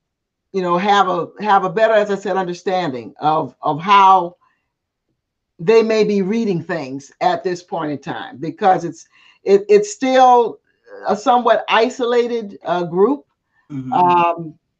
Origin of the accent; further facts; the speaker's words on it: the South, United States; accent: Southern; my pattern of speech, you know, my Southern accent, you know, which I never got rid of, which is so funny, all the years I spent outside of the South.